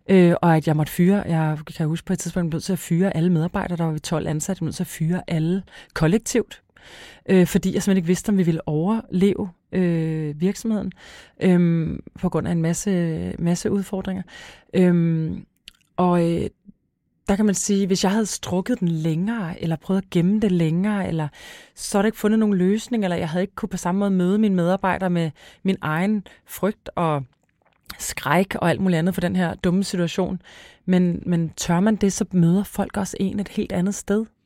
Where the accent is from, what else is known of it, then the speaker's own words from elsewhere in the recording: Græsted, Capital Region of Denmark, Denmark; Græsted, hvor jeg kommer fra.